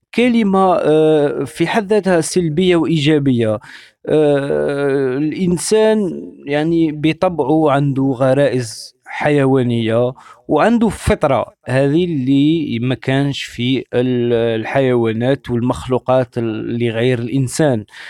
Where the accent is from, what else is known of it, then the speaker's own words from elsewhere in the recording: Algeria; moved away as an adult; now in France; انا عشت في الجزائر 30 سنه يعني ولدت في الجزائر كبرت في الجزائر